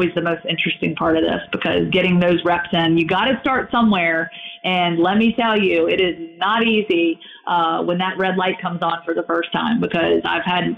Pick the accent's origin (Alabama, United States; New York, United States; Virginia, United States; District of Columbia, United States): Virginia, United States; Roanoke; moved away as an adult; when I was in my hometown working for 2 years, I was able to, you know, work that job and sort of kind of work the local scene sort of around what I was accustomed to there in Roanoke, Virginia.